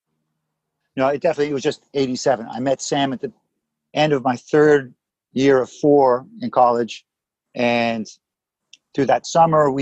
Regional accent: Toronto, Ontario, Canada; moved away as an adult; also born or lived in London, Ontario; now in Los Angeles, United States; I grew up in Toronto

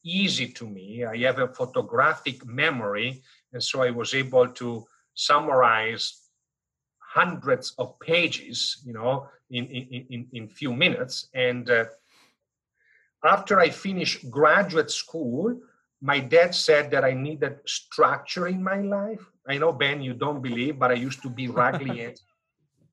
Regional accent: northern Italy, Italy; now in Houston, United States; I am a Swiss citizen, but I was born and raised in the northern part of Italy.

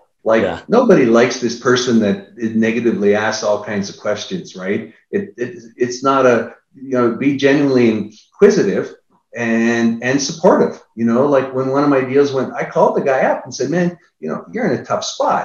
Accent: Niagara Falls, Ontario, Canada; now in Austin, United States; I'm from Niagara Falls

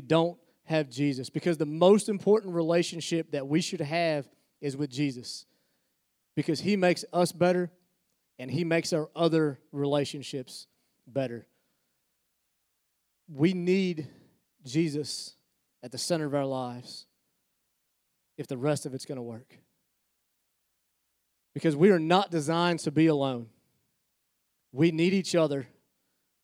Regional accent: Pennsylvania, United States; now in Albemarle, United States; I was born in Pennsylvania

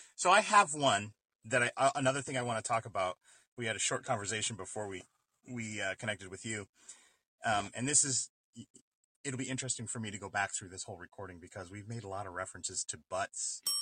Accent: East Coast, United States; moved away; also born or lived in Midwest; I grew up in the East Coast

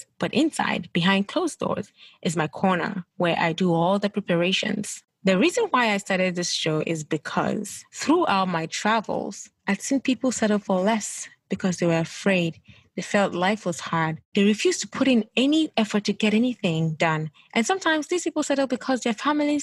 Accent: Gambia; moved away as an adult; also born or lived in Ghana / United Kingdom; now in United States; I am originally from Ghana, but grew up in the Gambia or West Africa

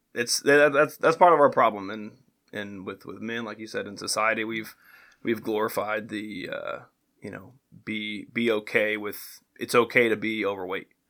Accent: Greenwood, Indiana, United States; now in Franklin, United States; I grew up just south of here in Greenwood, went to Greenwood High School, went to Ball State University

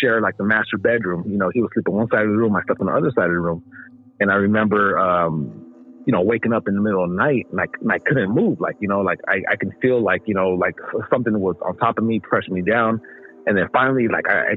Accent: Inland Empire, San Bernardino County, California, United States; also born or lived in Los Angeles, California; I was born in LA and then I grew up in the Inland Empire, which is next door neighbors to LA, the neighboring county, San Bernardino County.

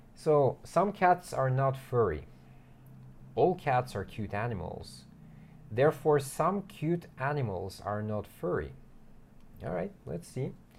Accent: United States; I'm American

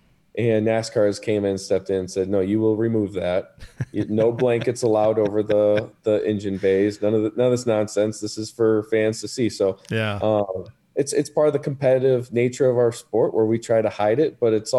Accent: Wisconsin, United States; moved away as an adult; also born or lived in New York; We're originally from Wisconsin.

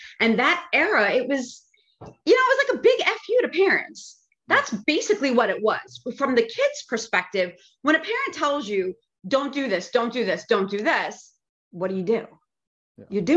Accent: Long Island, New York, United States; I grew up on Long Island

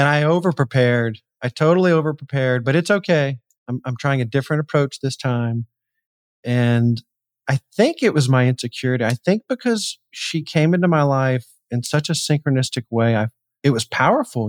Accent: Atlanta, Georgia, United States; I'm in Atlanta, or I grew up in Atlanta

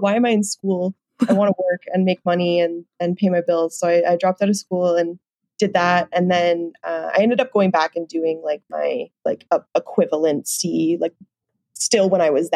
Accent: Nanaimo, British Columbia, Canada; now in Calgary, Canada; Originally, I'm actually from Nanaimo, BC, so on Vancouver Island.

